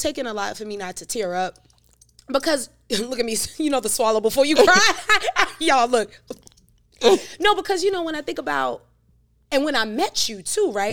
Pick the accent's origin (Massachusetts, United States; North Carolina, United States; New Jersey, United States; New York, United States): New York, United States; New York City; also born or lived in Jamaica; now in Charlotte, United States; from Brooklyn, New York